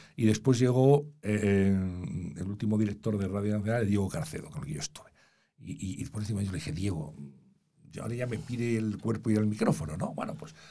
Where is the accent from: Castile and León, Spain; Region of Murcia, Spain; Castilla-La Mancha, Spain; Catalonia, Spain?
Castile and León, Spain; Valladolid; moved away as an adult; also born or lived in Madrid; yo nací en Valladolid